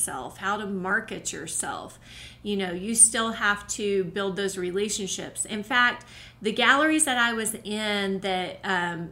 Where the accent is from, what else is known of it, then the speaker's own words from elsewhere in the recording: Oklahoma City, Oklahoma, United States; moved away as an adult; now in Colorado, United States; the one gallery I had in Oklahoma, which was in my hometown, my home state, Oklahoma City, I lived there in that city